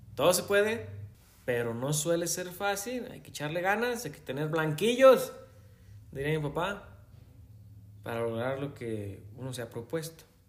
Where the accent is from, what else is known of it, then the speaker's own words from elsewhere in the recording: Mexico; Yo también soy mexicano.